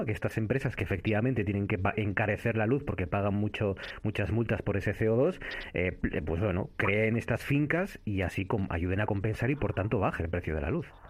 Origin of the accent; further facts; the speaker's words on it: Cudillero, Asturias, Spain; mi infancia en este caso, en la Concha Artedo, en el Concejo de Cuellero